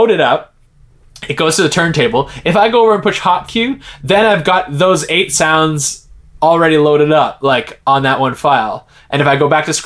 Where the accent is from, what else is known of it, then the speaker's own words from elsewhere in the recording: Halifax, Nova Scotia, Canada; moved away as an adult; also born or lived in Montreal; my hometown of Halifax. I think at the time I had already moved to Montreal